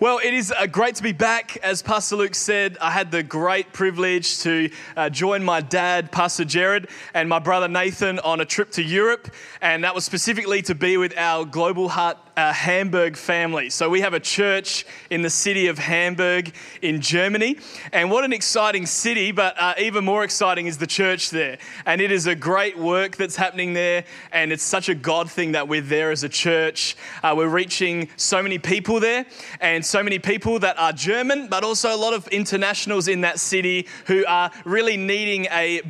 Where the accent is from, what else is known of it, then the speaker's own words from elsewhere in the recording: Australia; growing up in Australia